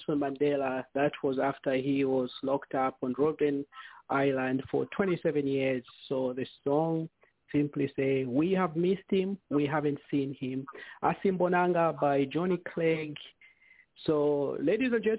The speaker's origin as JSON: {"language": "English", "country": "Zambia", "tie": "born or raised there", "said": "us growing up in Zambia"}